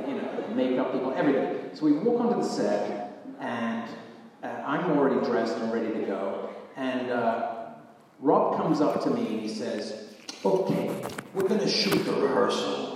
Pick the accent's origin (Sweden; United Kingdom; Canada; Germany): United Kingdom; England; also born or lived in United States; I grew up in England and spent time in the States as a kid